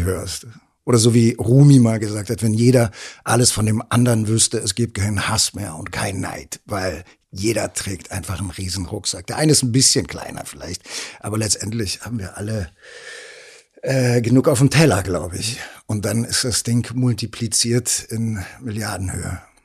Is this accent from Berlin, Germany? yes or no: yes; Berlin, Germany; dass ich vom, vom, vom, von der Mentalität her wahrscheinlich am meisten Kreuzberger bin, mhm. so als Berliner.